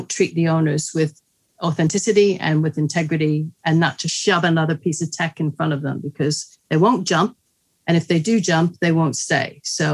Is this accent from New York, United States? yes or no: yes; New York, United States; moved away; I'm from New York, although my dad was Italian